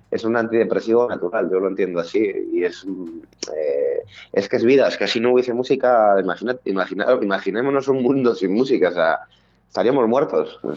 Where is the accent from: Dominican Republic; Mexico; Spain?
Spain; Madrid, Community of Madrid; Somos de Madrid, en concreto el barrio se el grupo se fundó en, en el barrio de Vallecas, eh, que es donde bueno, llevamos viviendo desde hace muchos años.